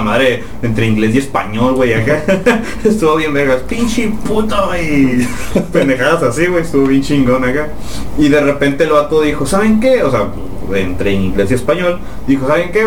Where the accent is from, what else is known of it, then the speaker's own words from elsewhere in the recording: Mexicali, Baja California, Mexico; hasta nuestra casa que queda más allá de la comandancia, más bueno, los que somos de Mexicali